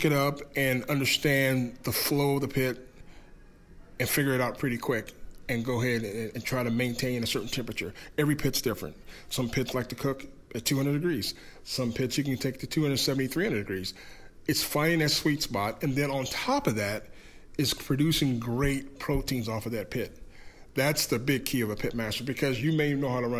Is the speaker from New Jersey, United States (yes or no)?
no; Iowa, United States; I'm from Iowa, we're all about pork and beef